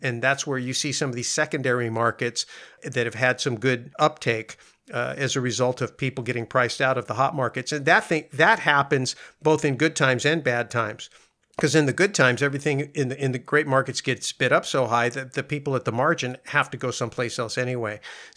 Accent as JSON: {"language": "English", "area": "Bay Area", "region": "California", "country": "United States", "tie": "born or raised there", "said": "you and I spent a lot of time growing up in the Bay Area"}